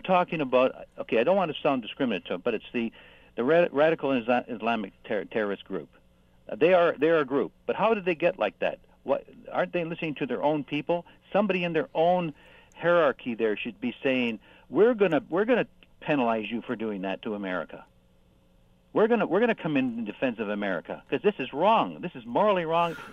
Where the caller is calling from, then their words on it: Hamilton, Ontario, Canada; I'm calling from, uh, Hamilton, Ancaster